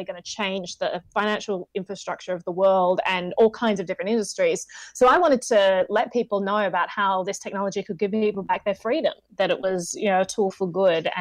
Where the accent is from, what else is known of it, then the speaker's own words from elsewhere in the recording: Australia; moved away as an adult; now in United States; I'm from Australia originally.